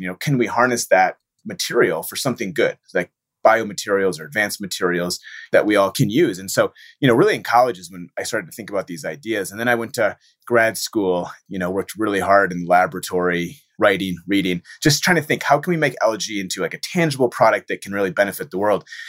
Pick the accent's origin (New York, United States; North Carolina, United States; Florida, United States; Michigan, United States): Michigan, United States; born and raised in Michigan